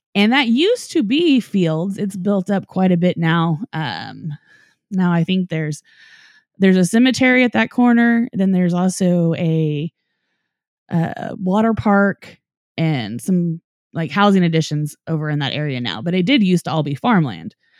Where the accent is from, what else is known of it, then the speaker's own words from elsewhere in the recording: Norman, Oklahoma, United States; Dave and I both grew up in Norman, Oklahoma